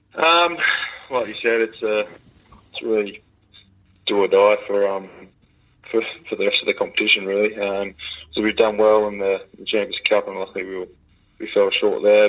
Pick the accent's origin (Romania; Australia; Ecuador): Australia; growing up in Australia